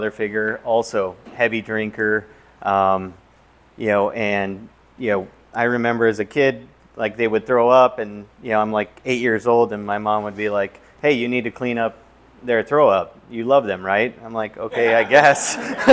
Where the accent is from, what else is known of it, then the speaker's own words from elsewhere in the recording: Southern California, United States; Growing up in Southern California